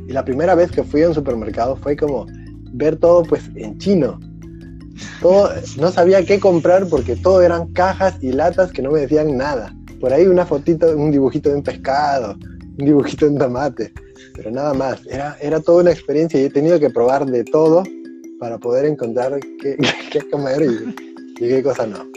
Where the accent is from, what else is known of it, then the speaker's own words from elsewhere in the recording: Lima, Peru; now in Czech Republic; Yo vengo de Lima, un lugar de todo el año el cine es igualito